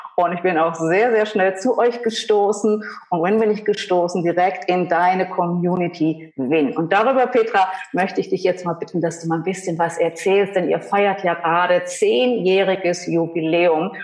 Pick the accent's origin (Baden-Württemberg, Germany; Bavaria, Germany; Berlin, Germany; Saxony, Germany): Saxony, Germany; Wir sind beide aus Sachsen, wenn man es nicht hört